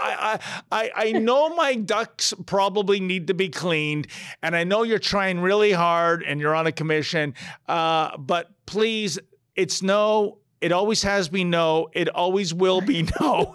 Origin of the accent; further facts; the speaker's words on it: Toronto, Ontario, Canada; also born or lived in Newfoundland; "Where are you from?" And I would say, "Toronto."